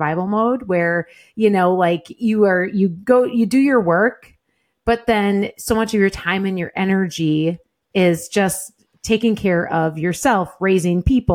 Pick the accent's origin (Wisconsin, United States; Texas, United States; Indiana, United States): Wisconsin, United States; southern; now in Green Bay area, United States; grew up, you know, in a little small town in southern Wisconsin, milking cows